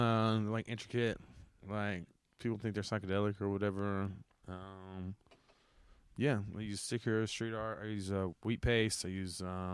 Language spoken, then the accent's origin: English; Texas City, Texas, United States; now in Austin, United States; In my hometown, Tech City